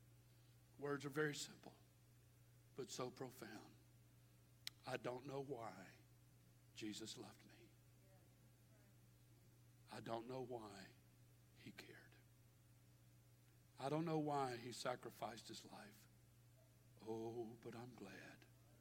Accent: Baton Rouge, Louisiana, United States; I was born and raised in Baton Rouge

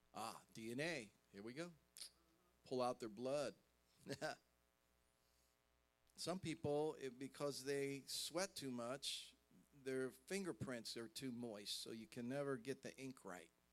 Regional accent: Columbus, Ohio, United States; I'm from Columbus, Ohio

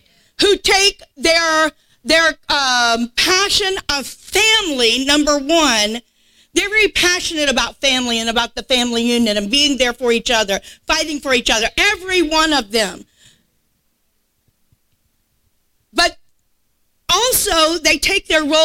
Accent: South Louisiana, United States; I'm from South Louisiana

